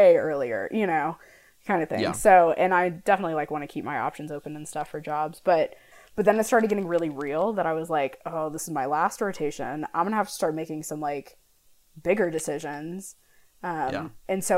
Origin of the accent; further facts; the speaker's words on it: St. Louis, Missouri, United States; moved away as an adult; also born or lived in Lawrence, Kansas; we're both from St. Louis